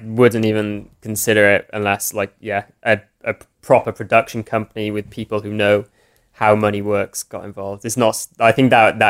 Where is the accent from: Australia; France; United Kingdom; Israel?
United Kingdom; Cardiff, Wales; I'm from Wales, I'm from Cardiff